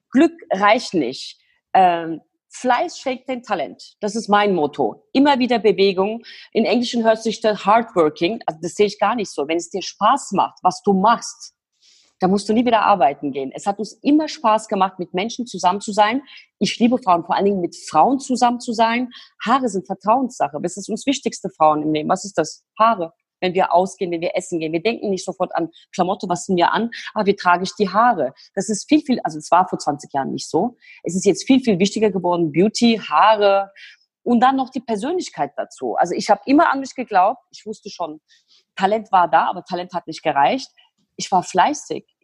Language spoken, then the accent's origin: German; Turkey; now in Germany; komme aus der Türkei mit meiner Zwillingsschwester. Wir sind in der Türkei groß geworden, bei den Großeltern.